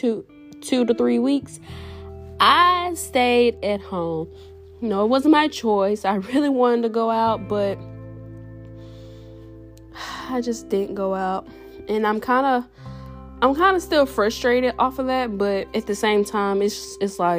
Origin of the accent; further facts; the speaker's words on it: Jackson, Mississippi, United States; I'm originally from Jackson, Mississippi